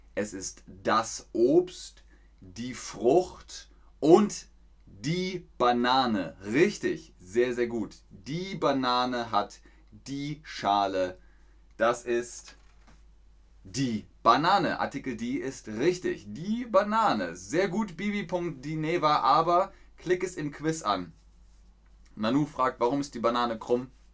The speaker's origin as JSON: {"language": "German", "region": "Bavaria", "country": "Germany", "said": "In Bayern, da wo ich herkomme, im Süden"}